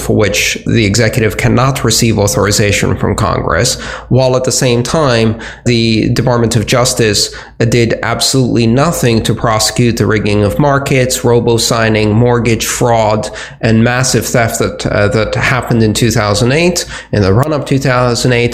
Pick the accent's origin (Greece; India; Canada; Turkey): Greece; moved away; where I grew up in Greece